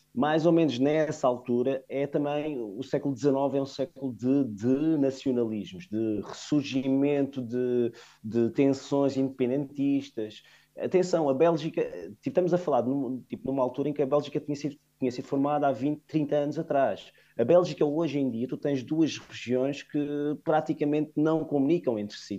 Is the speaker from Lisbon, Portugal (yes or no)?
no; Funchal, Madeira, Portugal